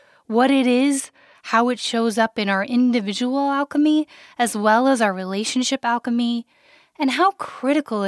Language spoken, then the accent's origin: English; Wyoming, United States; I grew up in Wyoming, the least populated state in the United States